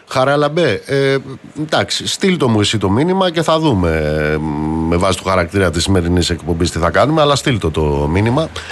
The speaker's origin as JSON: {"language": "Greek", "town": "Amaliada", "region": "Western Greece", "country": "Greece", "tie": "born or raised there", "moved": "yes", "said": "στην πατρίδα μου κάτω στην Μαλιάδα"}